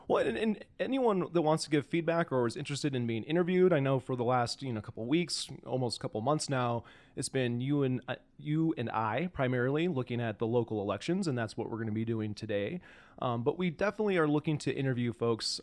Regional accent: Spokane, Washington, United States; now in Missoula, United States; I'm gonna go back to my hometown. Spokane is where I was born.

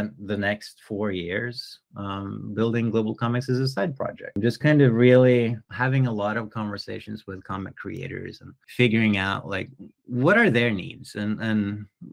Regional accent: Norway; moved away as an adult; also born or lived in Germany / San Francisco / Paris; I'm originally from Norway in Northern Europe.

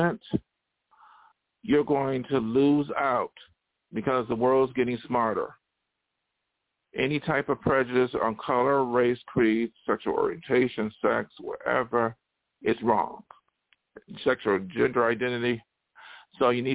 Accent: Buffalo, New York, United States; moved away; I ain't going back to Buffalo. One reason why I left Buffalo

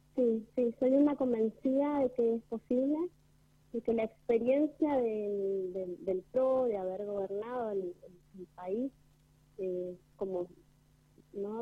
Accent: Argentina; como argentinos

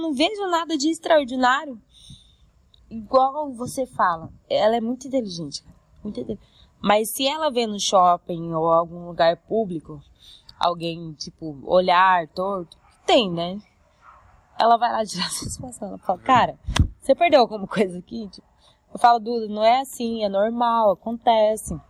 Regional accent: Cuiabá, Mato Grosso, Brazil; Eu sou cuiabano, mas minha família é de Goiânia, todas

